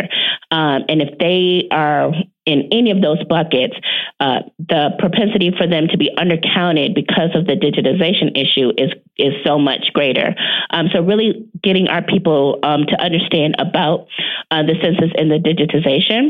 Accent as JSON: {"language": "English", "area": "near Detroit", "region": "Michigan", "country": "United States", "tie": "born or raised there", "said": "a major city like Detroit, which is near my hometown"}